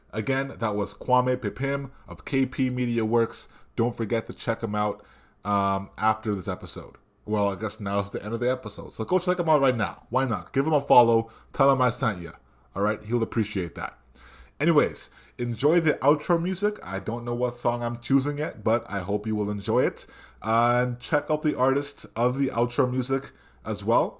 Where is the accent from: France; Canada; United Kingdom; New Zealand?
Canada; Brampton, Ontario; where I grew up in Brampton